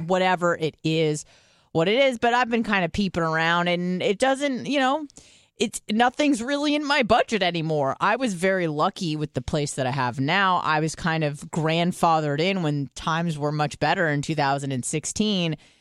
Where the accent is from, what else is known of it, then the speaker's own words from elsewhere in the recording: San Diego, California, United States; now in Tampa, United States; I'm from San Diego, I moved to Tampa